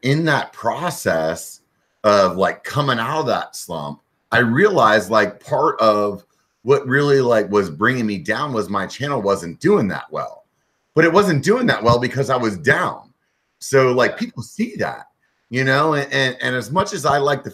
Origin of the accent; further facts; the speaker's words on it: York, Pennsylvania, United States; moved away as an adult; also born or lived in Europe; now in Northern California, United States; I'm actually from Pennsylvania. I grew up in Pennsylvania, little town called York